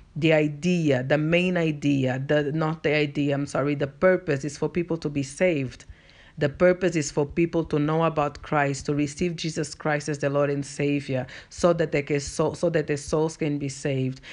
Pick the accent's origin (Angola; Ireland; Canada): Angola; first language Portuguese; English is a second language; moved away as an adult; now in South Africa; I'm from Angola, and if you're not from Africa, Angola is a country in the African continent, and our first language is Portuguese. Uh, so that's why I've got an accent.